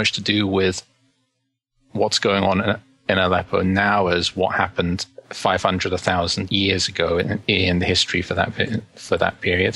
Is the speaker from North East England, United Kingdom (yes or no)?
no; London, United Kingdom; I grew up in London and spent pretty much all of my childhood there.